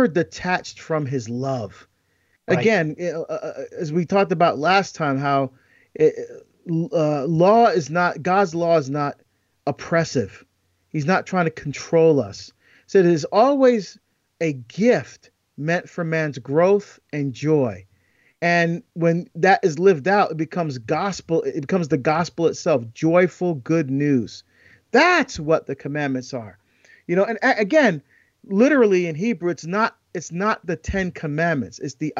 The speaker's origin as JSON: {"language": "English", "region": "East Coast", "country": "United States", "tie": "born or raised there", "moved": "yes", "said": "growing up in the East Coast."}